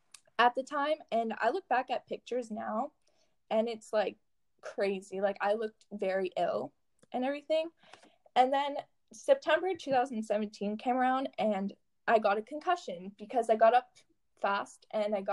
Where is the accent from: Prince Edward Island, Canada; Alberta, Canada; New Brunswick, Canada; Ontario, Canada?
Ontario, Canada; Sudbury; I'm from Sudbury, Ontario